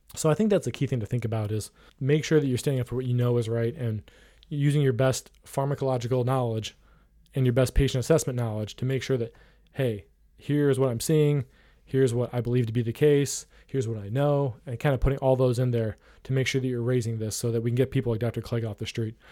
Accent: Ohio, United States; some of those more rural parts of my home state of Ohio

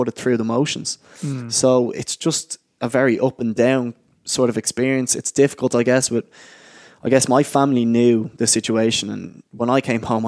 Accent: Ireland; moved away; also born or lived in Oxford; being an Irish lad and being away from home

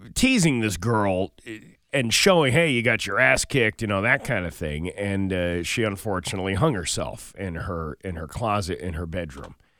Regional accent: United States; I'm an American

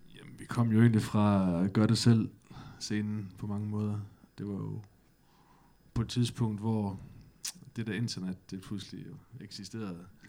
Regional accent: Gråsten, Southern Denmark, Denmark; moved away as an adult; now in Aarhus, Denmark; Jeg kommer fra Sønderjylland

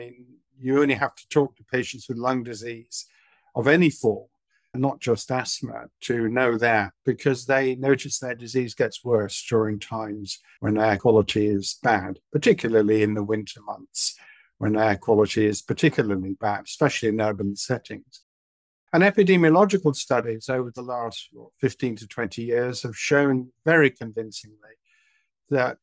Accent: Manchester, North West England, United Kingdom; moved away as an adult; also born or lived in London; now in Southampton, United Kingdom; I was brought up in Manchester during the 1950s and early 60s

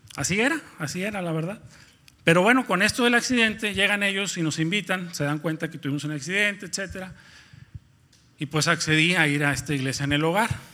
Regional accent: Nuevo León, Mexico; moved away as an adult; now in Ciudad Victoria, Mexico; somos de Nuevo León, particularmente yo soy de un pueblo, bueno, antes era un pueblo, ahora es una pequeña ciudad que está ubicada a 30 minutos de Monterrey

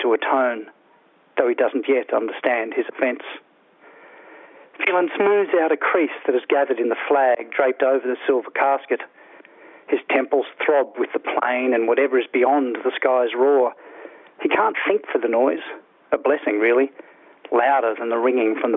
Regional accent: Toowoomba, Queensland, Australia; I grew up in Toowoomba in Queensland

